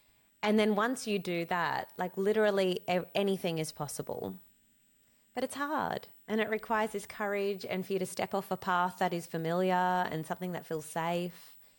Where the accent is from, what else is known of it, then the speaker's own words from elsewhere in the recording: Cape Town, Western Cape, South Africa; born there; And so I was born in 1984 in Cape Town, South Africa, at the peak of the apartheid, and Nelson Mandela was in prison.